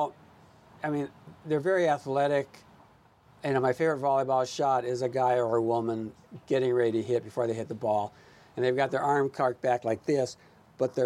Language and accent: English; Los Angeles, California, United States; also born or lived in South Bay, Los Angeles; I grew up in Pacific Palisades